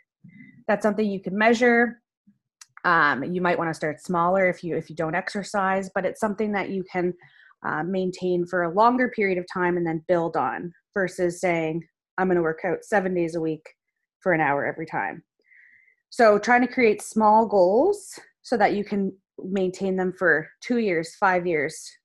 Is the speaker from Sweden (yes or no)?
no; Nova Scotia, Canada; I'm a dietitian from Nova Scotia